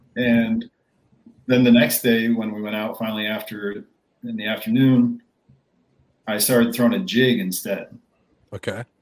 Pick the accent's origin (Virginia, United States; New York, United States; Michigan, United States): New York, United States; Rochester; now in North Carolina, United States; I grew up in Rochester, New York.